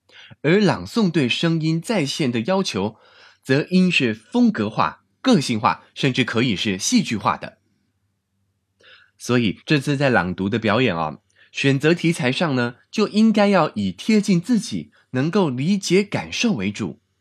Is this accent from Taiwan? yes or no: yes; Taiwan; now in China; 而且对我从台湾来到国内发展，也是一次非常难得、非常宝贵的经验。